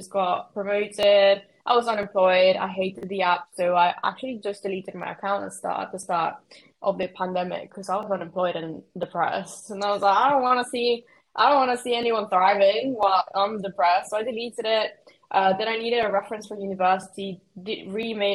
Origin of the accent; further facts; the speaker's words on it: Mexico; now in United Kingdom; I'm from Mexico, but I've been living in the UK. So if anyone gets confused at my accent, is because I'm actually Mexican